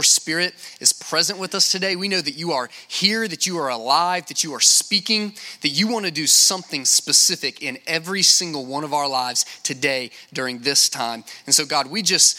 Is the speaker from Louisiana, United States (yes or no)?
yes; Lake Charles, Louisiana, United States; I'm from Lake Charles, Louisiana